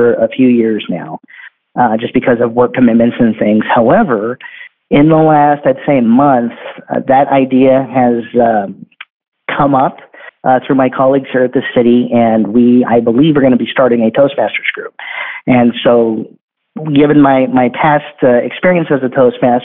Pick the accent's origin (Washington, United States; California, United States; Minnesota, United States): California, United States; Bakersfield; I work for the city government in my hometown in Bakersfield.